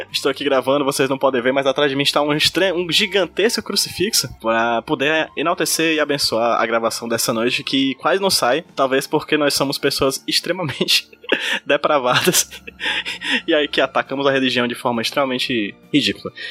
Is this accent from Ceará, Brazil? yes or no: yes; Pacatuba, Ceará, Brazil; é porque eu sou da Pacatuba, então, estrangeiro.